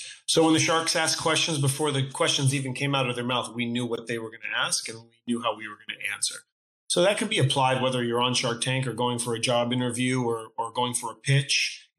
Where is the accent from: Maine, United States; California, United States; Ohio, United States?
Maine, United States; now in Los Angeles, United States; two cousins from Maine.